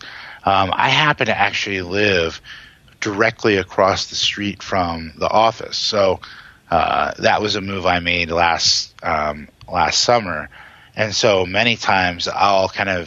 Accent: Hagerstown, Maryland, United States; I grew up in Hagerstown in Western Maryland

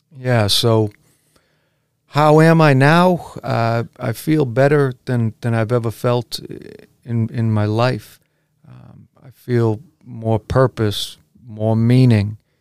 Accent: Braintree, Massachusetts, United States; now in Weymouth, United States; I was raised, however, in the neighboring town of Braintree, and I loved growing up there, too.

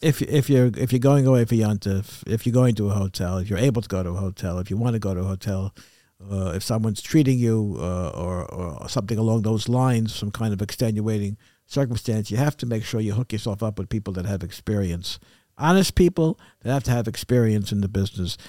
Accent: New York City, New York, United States; moved away; I was brought up in Crown Heights

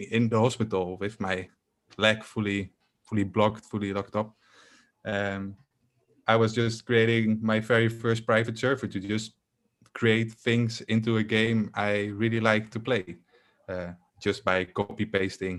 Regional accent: Netherlands; I'm from the Netherlands and I am a full-time game developer

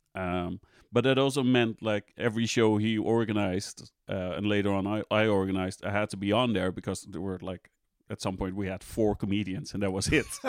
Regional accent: Amsterdam, North Holland, Netherlands; I'm Dutch, I'm from the Netherlands, Amst-, Amsterdam originally.

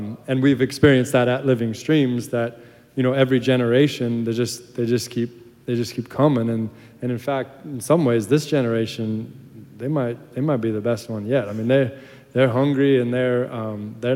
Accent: United States; also born or lived in Ireland; I'm an American

